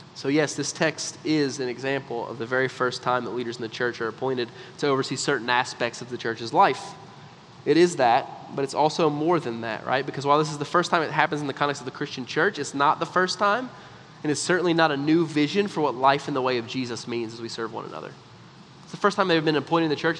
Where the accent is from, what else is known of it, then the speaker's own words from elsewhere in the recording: United States; because we're American